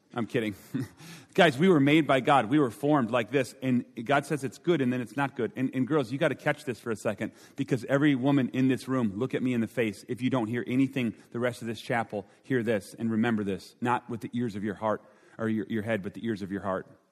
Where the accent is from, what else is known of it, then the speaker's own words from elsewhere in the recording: Minnesota, United States; I'm from Minnesota